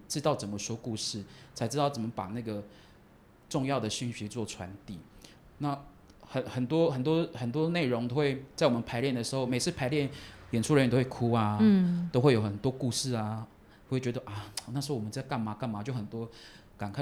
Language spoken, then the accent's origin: Chinese; Taiwan; 其实我是一个从小就住在部落的孩子，然后，呃，除了读书有出去个几年，但是你像每个周末都有回家